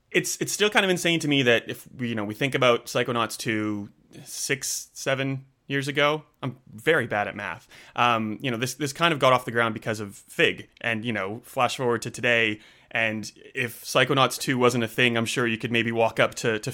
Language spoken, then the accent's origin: English; Canada; now in Australia; I am definitely in Australia. I'm a Canadian. I've been here for like 20 years, so I don't sound Canadian.